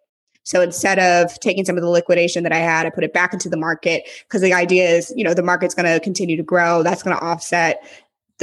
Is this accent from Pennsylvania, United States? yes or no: no; St. Louis, Missouri, United States; moved away as an adult; also born or lived in San Francisco / Los Angeles; now in Nashville, United States; I'm from St. Louis originally, so I'm a Midwest Southern girl at heart.